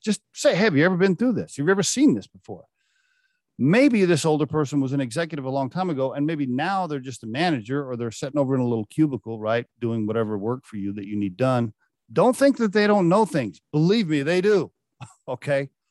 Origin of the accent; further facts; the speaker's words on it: Oklahoma, United States; I grew up in Oklahoma